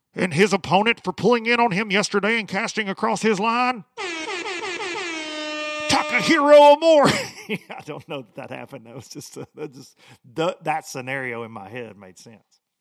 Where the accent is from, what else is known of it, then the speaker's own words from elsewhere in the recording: United States; I grew up on the Tennessee River